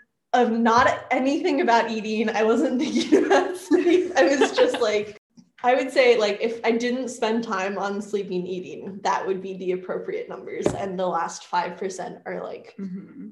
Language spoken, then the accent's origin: English; Wenatchee, Washington, United States; moved away as an adult; now in Bellingham, United States; Currently at this point in my life, I didn't grow up in Bellingham. I grew up in Wenatchee. It's a little bit of the middle of Washington, I guess. It's like a valley. Mm-hmm. Anyway, but I came here for college